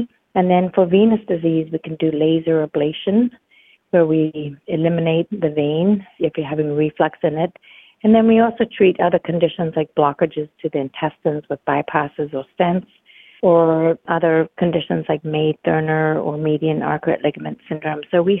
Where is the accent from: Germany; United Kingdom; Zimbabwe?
Zimbabwe; also born or lived in United States; I was born and raised outside of America, and albeit I was born to American parents, and I have lived all over the world, all the continents but Antarctica. I developed an interest in medicine as a child growing up on a farm in Zimbabwe.